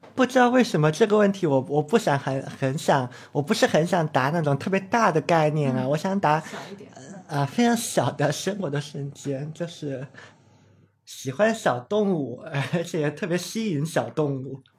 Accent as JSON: {"language": "Chinese", "region": "Chongqing", "country": "China", "tie": "born or raised there", "also_born_or_lived": "Beijing", "moved": "as an adult", "said": "我小时候是在，在重庆长大的嘛，一直都是念的相对是重点的中学"}